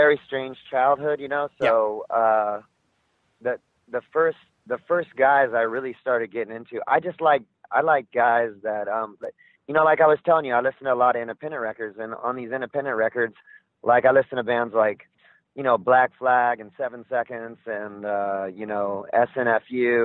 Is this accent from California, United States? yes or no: yes; Southern California, United States; I grew up in Southern California, and when I was a kid, it was surfing and skateboarding